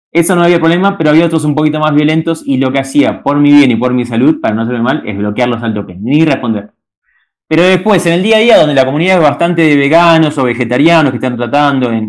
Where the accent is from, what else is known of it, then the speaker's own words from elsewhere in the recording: Caseros, Buenos Aires Province, Argentina; now in Peru; nací en Caseros, provincia de Buenos Aires, este lugar lindo